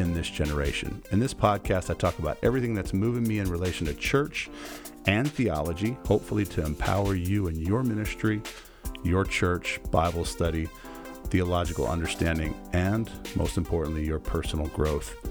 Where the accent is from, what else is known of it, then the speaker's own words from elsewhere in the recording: Goshen, Indiana, United States; now in Kandern, Germany; I could say I'm from Indiana as well. Born in the great state of Indiana in Goshen, Indiana